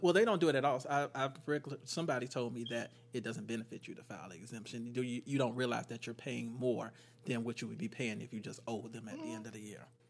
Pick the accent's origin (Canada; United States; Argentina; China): United States; Florida; I'm from Florida. I'm a Floridian who live in America